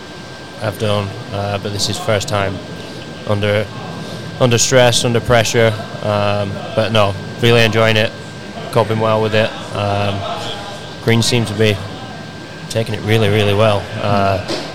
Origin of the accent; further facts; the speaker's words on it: Blackburn, North West England, United Kingdom; moved away as an adult; also born or lived in Austria; now in United States; originally, I'm from 20 miles north of Manchester, a little town called Blackburn